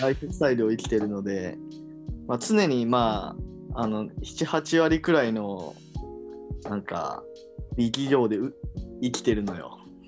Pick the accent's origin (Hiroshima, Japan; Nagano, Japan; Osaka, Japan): Hiroshima, Japan; now in Tokyo, Japan; 地元は広島県